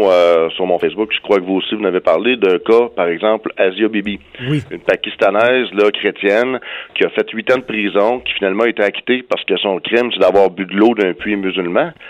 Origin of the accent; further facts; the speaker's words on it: Canada; chez nous au Canada